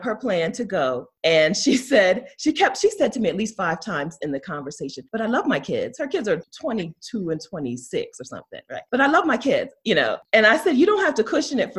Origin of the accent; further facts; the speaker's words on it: Delaware, United States; moved away as an adult; also born or lived in Wilmington, Delaware; now in Mexico; I'm from Delaware